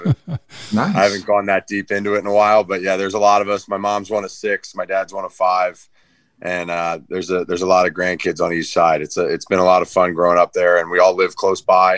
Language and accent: English; Philadelphia, Pennsylvania, United States; moved away as an adult; also born or lived in Notre Dame, Indiana / San Francisco Bay Area, California; I'm an Irish Catholic kid from Philly